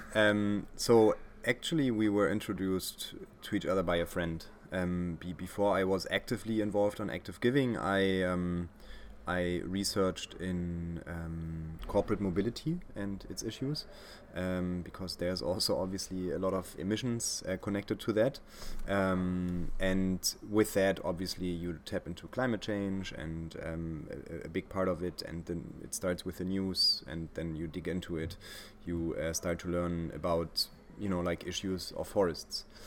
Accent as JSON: {"language": "English", "region": "Berlin", "country": "Germany", "said": "i'm from berlin"}